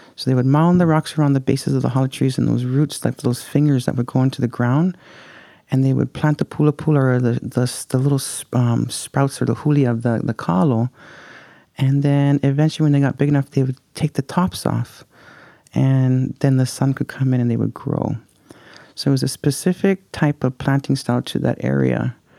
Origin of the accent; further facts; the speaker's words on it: Puna, Hawaii, United States; I am from Pune, born and raised there.